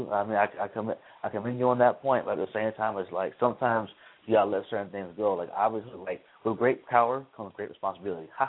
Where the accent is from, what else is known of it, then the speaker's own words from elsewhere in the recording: Chicago, Illinois, United States; now in Tallahassee, United States; live here in Tallahassee, born and raised in Chicago, live in Tallahassee for school.